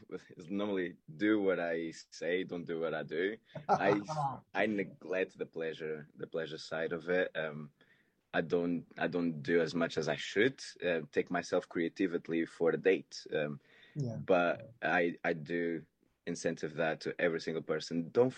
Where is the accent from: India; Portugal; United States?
Portugal; English is a second language; moved away as an adult; now in London, United Kingdom; So I moved from Portugal to London, and then I was 18, so I was trying to still enjoy life a lot more than I should.